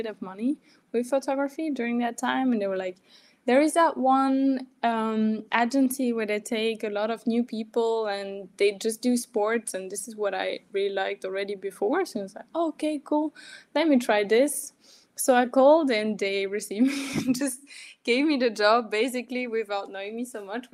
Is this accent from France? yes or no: yes; France; now in Germany; I'm from France and I live in Germany